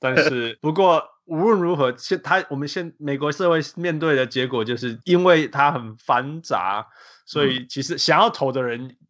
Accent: Taiwan; 连投票这么简单的，对我台湾人来讲是这么简单

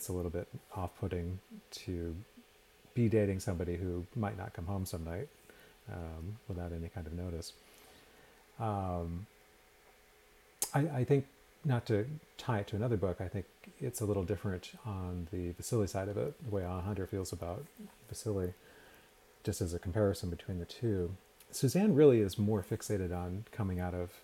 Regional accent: Portland, Maine, United States; moved away as an adult; now in Tucson, United States; I grew up outside of Portland, Maine

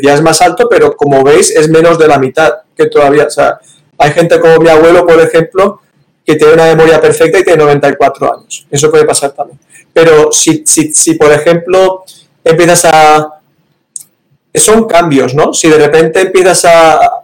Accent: Valencia, Valencian Community, Spain; moved away as an adult; also born or lived in Barcelona; now in United States; soy de Valencia, que está en la parte mediterránea de España

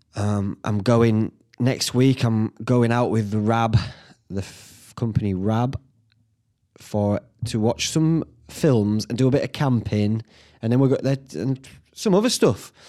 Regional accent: Whitby, Yorkshire and the Humber, United Kingdom; when I were a lad growing up in Whitby

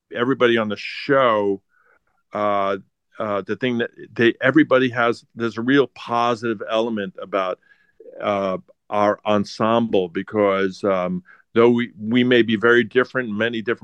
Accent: New York, United States; I grew up in New York

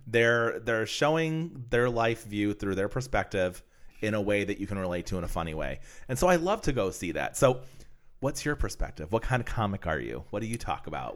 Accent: Pennsylvania, United States; moved away; I'm from Pennsylvania

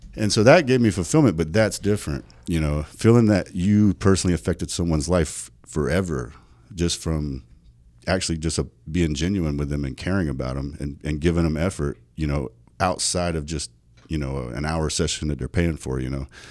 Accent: South Carolina, United States; moved away as an adult; also born or lived in North Dakota; now in Las Vegas, United States; growing up in South Carolina, that was a very, very, very, um, poverty-stricken area

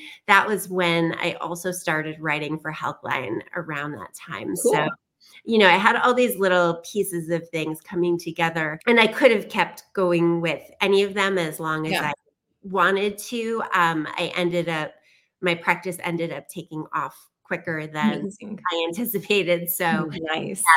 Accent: New York, United States; I am a New Yorker

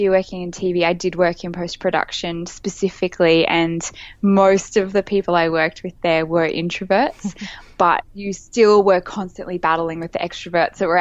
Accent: Brisbane, Queensland, Australia; moved away; also born or lived in Sydney; I've just moved back to my hometown in Brisbane, Queensland, Australia

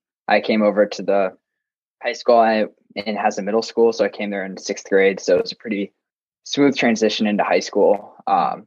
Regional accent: Boston, Massachusetts, United States; I'm from Massachusetts, Boston area

